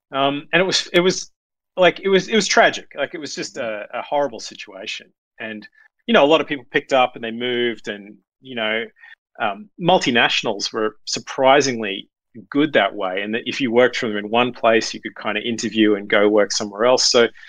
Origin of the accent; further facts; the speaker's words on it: Brisbane, Queensland, Australia; I grew up in Brisbane, and I was so incredibly lucky that.